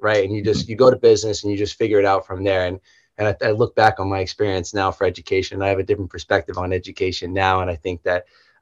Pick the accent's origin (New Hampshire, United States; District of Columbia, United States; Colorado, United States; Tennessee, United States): New Hampshire, United States; Nashua; I'm originally from New Hampshire, a little town called Nashua, which is right on the border with Massachusetts. Man, grew up in kind of what I thought was a small town.